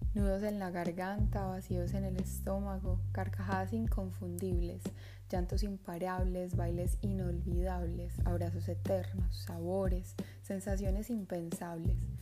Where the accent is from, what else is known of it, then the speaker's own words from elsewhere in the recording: Colombia; also born or lived in Medellín; la ciudad donde vivo, en Medellín, de lo que va sucediendo en el país donde nací, en Colombia